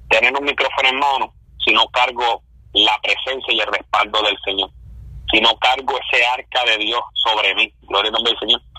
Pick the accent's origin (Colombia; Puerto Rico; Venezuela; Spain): Puerto Rico; central Puerto Rico; now in United States; somos de Puerto Rico, este, somos del centro del corazón de la isla, habituado Puerto Rico.